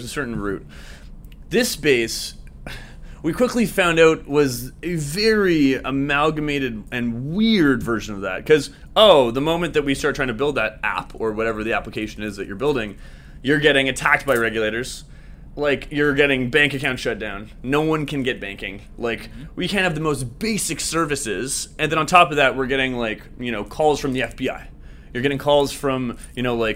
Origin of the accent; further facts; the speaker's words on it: Vancouver, British Columbia, Canada; moved away as an adult; now in Toronto, Canada; I'm from Vancouver originally, on the West Coast in Canada.